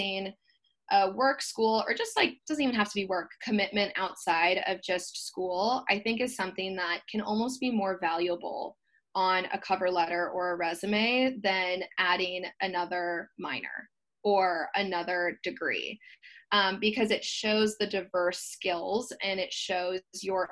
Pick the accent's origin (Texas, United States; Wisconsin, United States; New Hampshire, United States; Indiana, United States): Wisconsin, United States; moved away as an adult; now in San Diego, United States; I grew up in Wisconsin, so moving outside of Wisconsin, there's always going to be cultural differences.